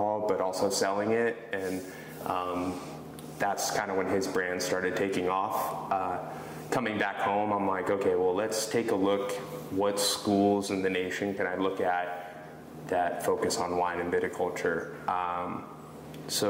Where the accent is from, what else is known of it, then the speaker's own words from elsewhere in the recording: Huntington Beach, California, United States; moved away as an adult; now in Newberg, Oregon, United States; I grew up in Huntington Beach